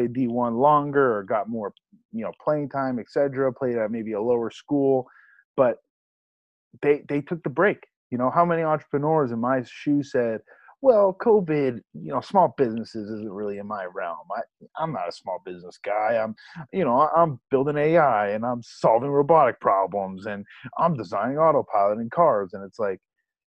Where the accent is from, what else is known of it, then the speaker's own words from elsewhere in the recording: New England, United States; Growing up in New England, we know that full well